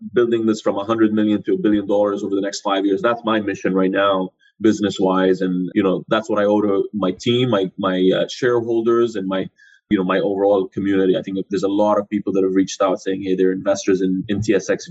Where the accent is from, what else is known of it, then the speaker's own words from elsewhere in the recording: Jordan; moved away; also born or lived in Canada; I'm originally from Jordan